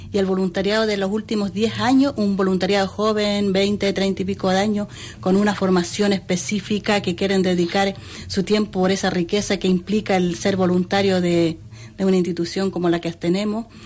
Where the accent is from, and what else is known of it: Chile; moved away as an adult; now in Spain